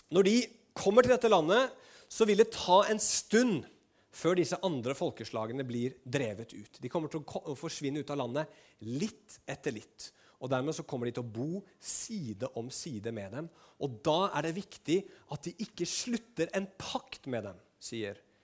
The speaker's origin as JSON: {"language": "Norwegian", "country": "Norway", "said": "nordmenn som vi var"}